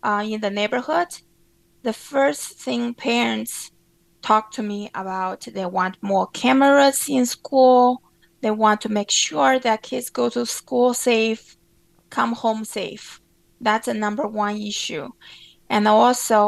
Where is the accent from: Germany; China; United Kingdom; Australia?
China; Baipu; English is a second language; moved away as an adult; also born or lived in Oswego, New York; now in New York City, United States; I was grew up in China. I grew up in a very small town named Baipu. It's only 60,000 people there. It's 1.5 hours away from Shanghai.